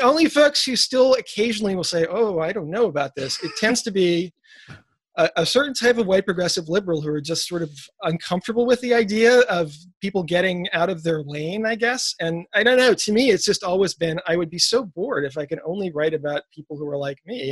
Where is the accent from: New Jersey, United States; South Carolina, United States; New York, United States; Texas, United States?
New York, United States; New York City; growing up in New York City